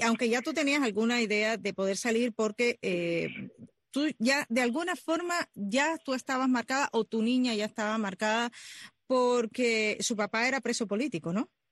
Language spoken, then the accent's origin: Spanish; Cuba; Como muchos de los que nacimos en lo que llamamos en Cuba el campo